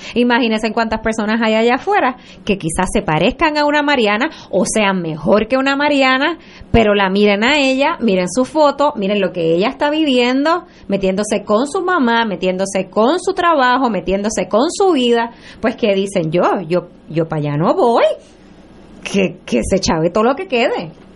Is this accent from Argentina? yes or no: no; Puerto Rico; como puertorriqueños